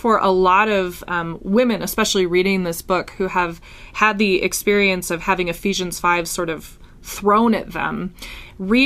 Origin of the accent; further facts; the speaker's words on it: Minnesota, United States; I'm from Minnesota